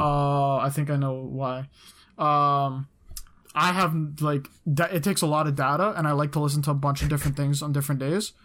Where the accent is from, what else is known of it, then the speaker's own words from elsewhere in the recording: Canada; I'm from Canada